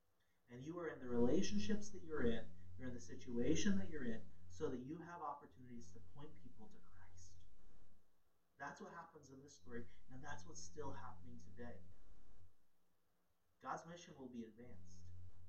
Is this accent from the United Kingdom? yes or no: no; Ghana; I was a missionary's kid. I grew up in Ghana, West Africa.